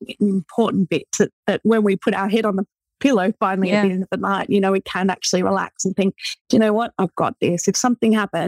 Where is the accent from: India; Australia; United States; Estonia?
Australia; moved away as an adult; So I moved over from Australia. You know, I didn't have, at the time we had a 3-month-old baby. I didn't know anyone.